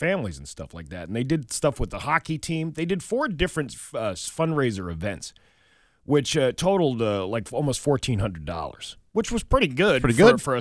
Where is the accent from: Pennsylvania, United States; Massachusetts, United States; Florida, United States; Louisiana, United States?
Massachusetts, United States; Huntington; my hometown at the Huntington Fire Department